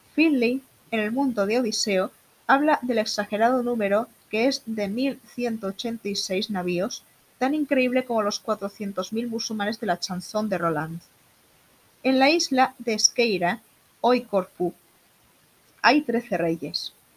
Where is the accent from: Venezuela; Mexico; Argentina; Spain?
Spain; Málaga, Andalusia; soy malagueña de nacimiento